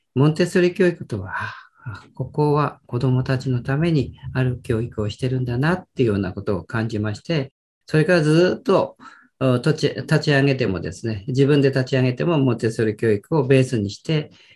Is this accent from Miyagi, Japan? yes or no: yes; Miyagi, Japan; 地元に帰ってきまして